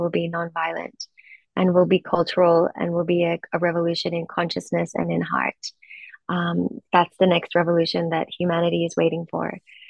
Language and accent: English; Australia; also born or lived in Peru; I was born in Peru to an Indigenous mother, born into incredible poverty, generational poverty, that shaped me. Even though I was able to immigrate with my mother when I was just 2 years old, to Australia